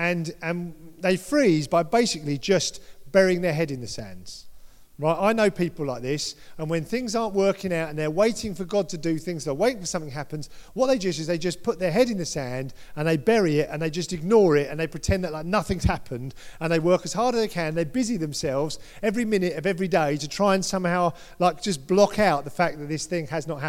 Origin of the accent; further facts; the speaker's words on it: United Kingdom; We're all British. Most of us are British here.